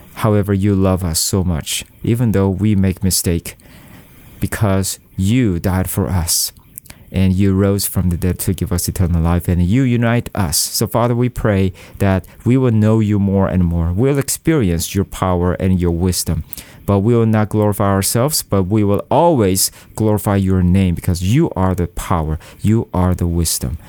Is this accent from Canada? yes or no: no; South Korea; I am from South Korea, and, uh, Korea is a very compe-, competitive country in terms of study.